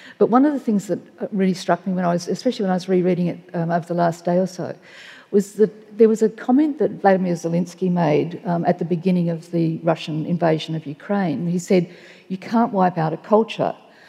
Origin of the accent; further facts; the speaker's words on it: Australia; one of the beauties of growing up in Australia in the period that I have is that more has been revealed.